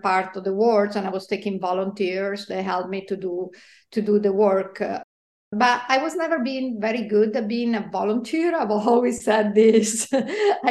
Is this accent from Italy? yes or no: yes; Italy; also born or lived in Sardinia; now in Los Angeles, United States; as you can probably guess from my accent, yes, I was born in Italy